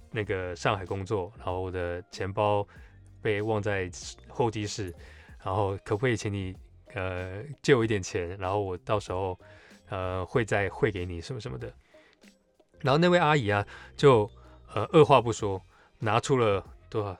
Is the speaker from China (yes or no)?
no; Taiwan; 他们看我是台湾人，那时候我还不会讲日文